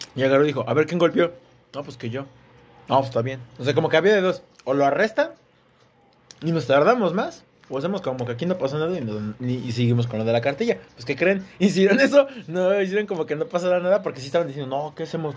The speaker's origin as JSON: {"language": "Spanish", "town": "Ecatepec", "region": "State of Mexico", "country": "Mexico", "said": "somos de Catepec"}